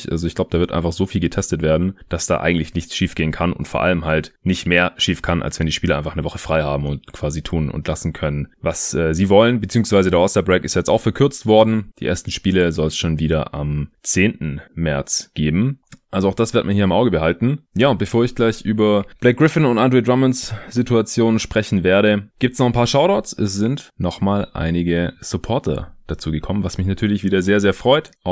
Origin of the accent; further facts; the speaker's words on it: Stuttgart, Baden-Württemberg, Germany; Ich bin ja jetzt in meiner alten Heimat in Stuttgart gerade für ein paar Tage.